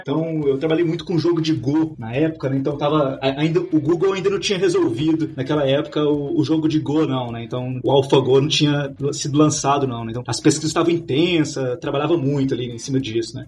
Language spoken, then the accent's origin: Portuguese; Minas Gerais, Brazil; moved away as an adult; now in São Paulo, Brazil; Eu sou de, eu sou de Minas